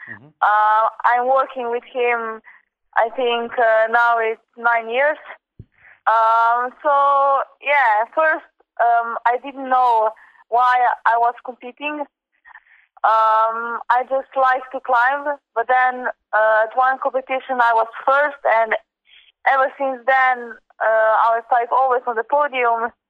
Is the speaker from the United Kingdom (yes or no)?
no; Slovenia; born or raised there